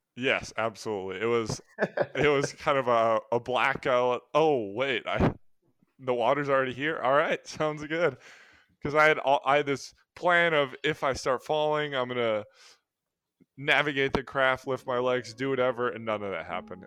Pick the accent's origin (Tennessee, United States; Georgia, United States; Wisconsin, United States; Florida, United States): Wisconsin, United States; Milwaukee; we're all from the Milwaukee area